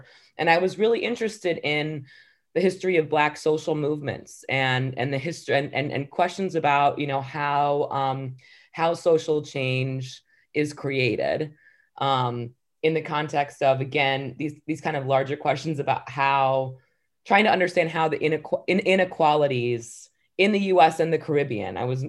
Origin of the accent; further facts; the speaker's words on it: Ann Arbor, Michigan, United States; I think a lot of that came from my own background growing up in Ann Arbor.